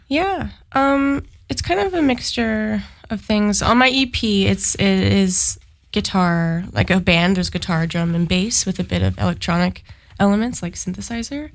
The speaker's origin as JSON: {"language": "English", "town": "Sudbury", "region": "Ontario", "country": "Canada", "moved": "yes", "lives_now": "Ottawa, Canada", "said": "I have lived in Ottawa for about 10 years, but I'm actually from Sudbury."}